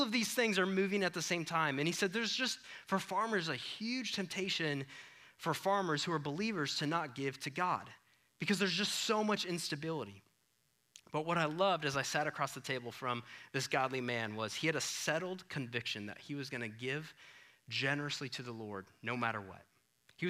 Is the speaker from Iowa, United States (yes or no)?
yes; Iowa, United States; moved away; I'm from Iowa.